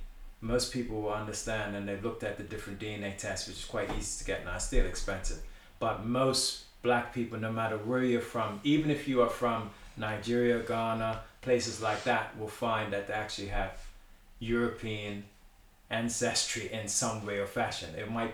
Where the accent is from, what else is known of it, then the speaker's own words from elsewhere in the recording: Bermuda; Now, I know that my coming from Bermuda, I come from Bermuda.